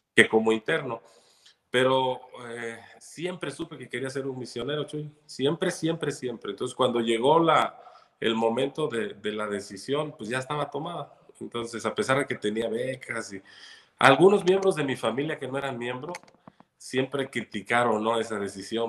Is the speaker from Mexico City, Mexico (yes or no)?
no; Chilpancingo, Guerrero, Mexico; chilpancingueño de, de mucho corazón, nací aquí en Chilpancingo.